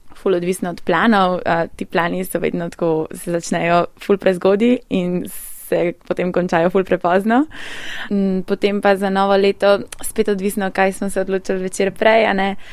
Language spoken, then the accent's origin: Slovenian; Białowieża Forest, eastern Poland, Podlaskie Voivodeship, Poland; Slovenian is a second language; moved away; prihajam iz Beloverskega pragozda iz vzhoda Poljske